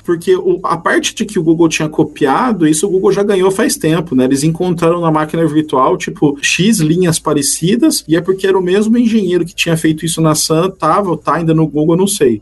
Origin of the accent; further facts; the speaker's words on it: Brazil; moved away; A gente é brasileiro